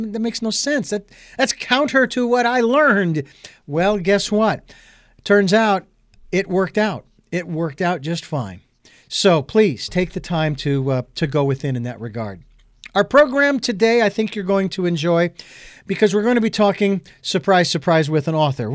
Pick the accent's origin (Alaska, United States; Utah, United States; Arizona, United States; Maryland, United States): Arizona, United States; now in Santa Barbara, United States; I'm originally from Arizona